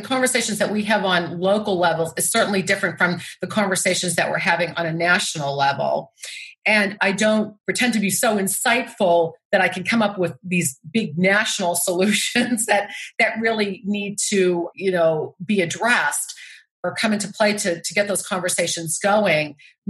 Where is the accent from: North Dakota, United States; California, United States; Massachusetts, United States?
Massachusetts, United States; You know, I come from Massachusetts where we have these beautiful beaches in Cape Cod.